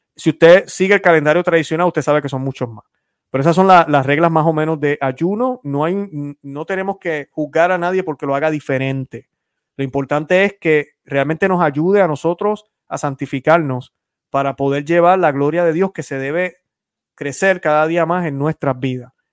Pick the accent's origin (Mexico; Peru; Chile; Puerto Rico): Puerto Rico; yo soy puertorriqueño. Algunos piensan que soy cubano, soy puertorriqueño.